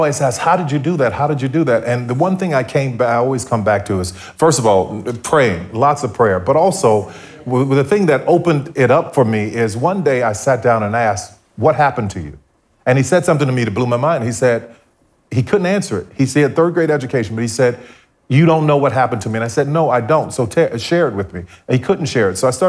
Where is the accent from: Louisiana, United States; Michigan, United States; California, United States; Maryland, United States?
Louisiana, United States; New Orleans; growing up in New Orleans